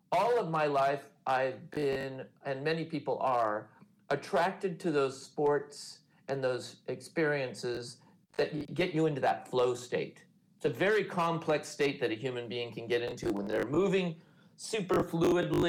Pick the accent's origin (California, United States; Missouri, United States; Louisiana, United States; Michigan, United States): California, United States; I grew up in California surf culture in the 70s